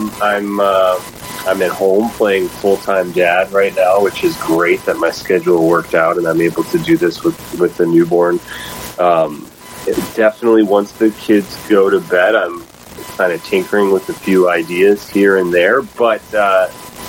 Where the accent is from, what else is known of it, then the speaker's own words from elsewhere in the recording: Midwest, United States; moved away; I grew up in the Midwest, you know, pretty far away from Hollywood